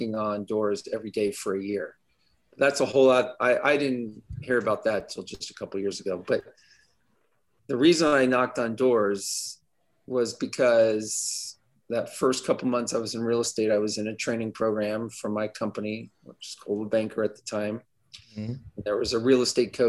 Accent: Southern California, United States; moved away as an adult; I'm originally from California. I grew up in Southern California.

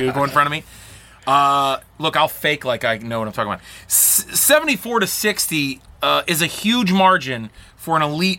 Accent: Pittsburgh, Pennsylvania, United States; I'm from Pittsburgh. I grew up with no basketball except for, you know, Pitt.

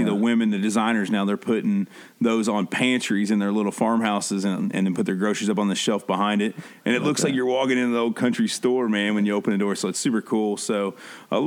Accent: Midwest, United States; We grew up here in the Midwest

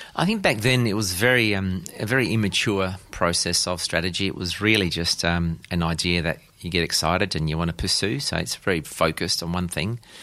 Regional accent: South Australia, Australia; I was born and raised here in South Australia

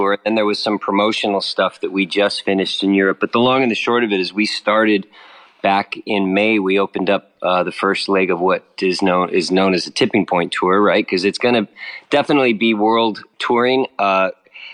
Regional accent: Los Angeles, California, United States; moved away as an adult; now in British Columbia, Canada; I'm born and raised in Los Angeles.

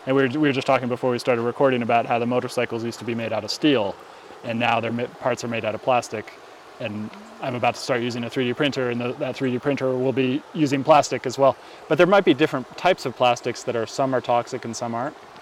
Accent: California, United States; I grew up in California

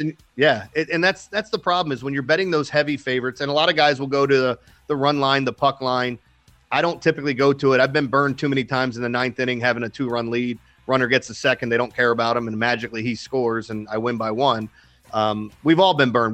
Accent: Maryland, United States; my hometown team in Maryland

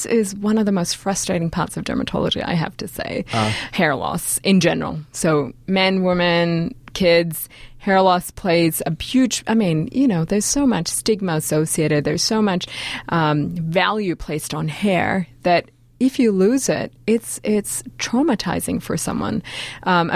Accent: Australia; I'm from Australia

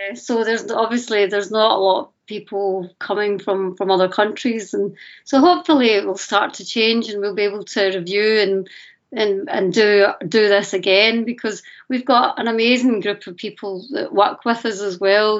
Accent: Glasgow, Scotland, United Kingdom; call myself a Scottish, Glaswegian, Pakistani

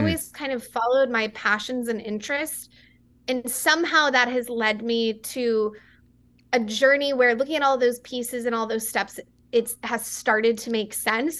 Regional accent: West Texas, United States; I grew up in a small town in West Texas

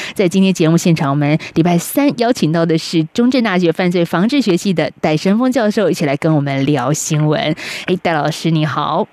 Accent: Taiwan; 在目前在台湾生活的两千三百万人来说

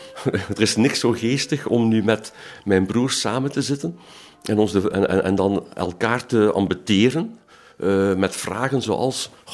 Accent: Ghent, Flanders, Belgium; Ik ben geboren en getogen in Gent.

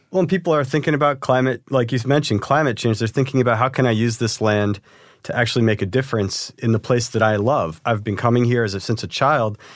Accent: Cleveland, Ohio, United States; moved away; also born or lived in Maine; I'm actually from Cleveland, Ohio

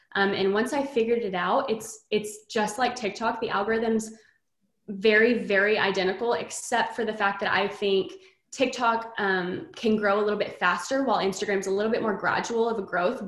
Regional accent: Texas, United States; I'm from Texas, born and raised here

